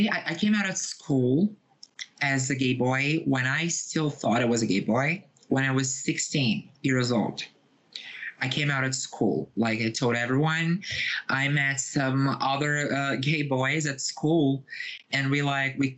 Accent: Rio de Janeiro, Brazil; moved away as an adult; now in São Paulo, Brazil; I live in Brazil. I was born and raised here. I was born in Rio de Janeiro, which is my birth city, but I live in São Paulo for 7 years now.

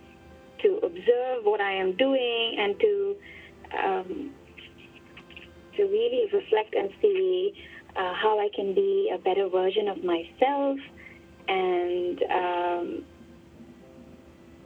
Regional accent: India; now in Hong Kong; I grew up in India.

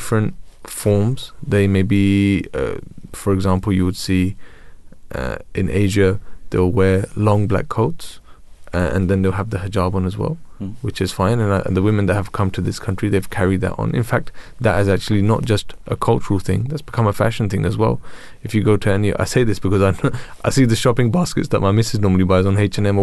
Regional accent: London, United Kingdom; I'm from Tooting.

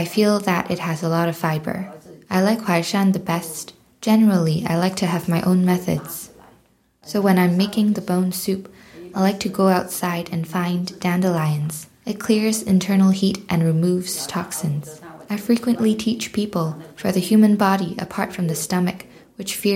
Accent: Lianzhou, Guangdong, China; now in Edinburgh, United Kingdom; I am from Lianzhou County in Guangdong, China. And now I'm living in a care home in Edinburgh.

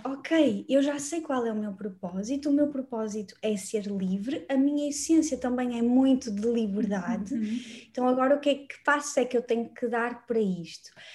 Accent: Braga, Norte, Portugal; moved away as an adult; now in Lisbon, Portugal; eu sou uhum. natural de Braga, não, acabei por não dizer aqui, mas eu nasci em Braga

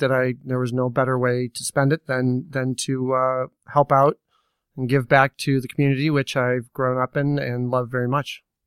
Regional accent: Naperville, Illinois, United States; growing up in Naperville

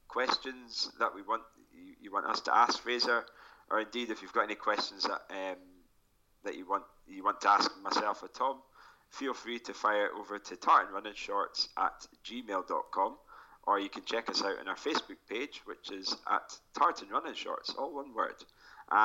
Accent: Forres, Scotland, United Kingdom; my hometown, the Forest 10K is going to be happening as well

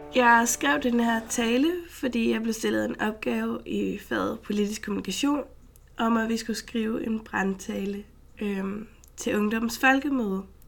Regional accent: Frederiksberg, Capital Region of Denmark, Denmark; jeg er født og opvokset på Frederiksberg

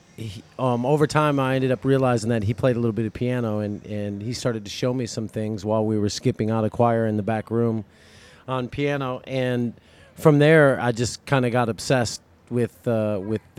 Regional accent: Rockford, Illinois, United States; now in Destin, United States; Rockford, Illinois.

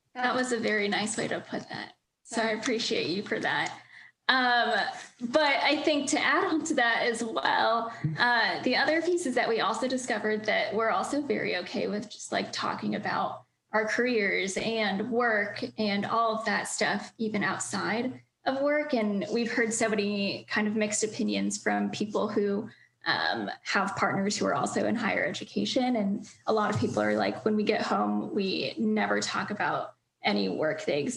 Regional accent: Northern Virginia, United States; moved away; I'm from Northern Virginia

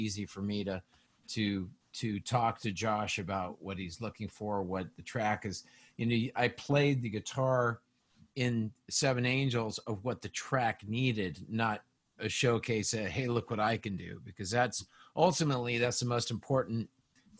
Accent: Las Vegas, Nevada, United States; we grew up around Vegas.

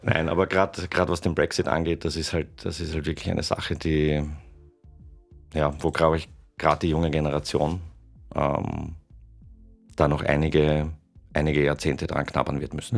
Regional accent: Tyrol, Austria; geboren bin ich in Tirol

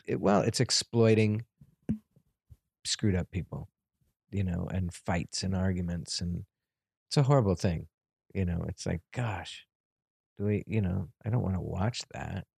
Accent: New York, United States; I grew up in New York

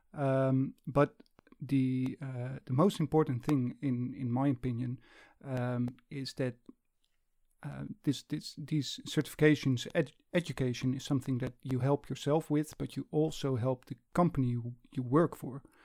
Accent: the Netherlands near Amsterdam, North Holland, Netherlands; I'm from the Netherlands near Amsterdam.

